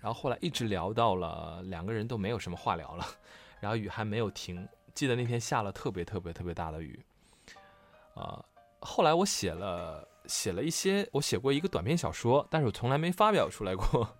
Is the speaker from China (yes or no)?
yes; Northeast China, China; 我们东北有句土话叫“晴天下雨浇王八”